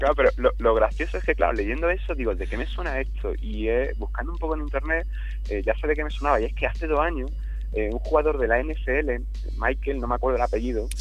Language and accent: Spanish; Jaén, Andalusia, Spain; es de Jaén, de donde soy yo.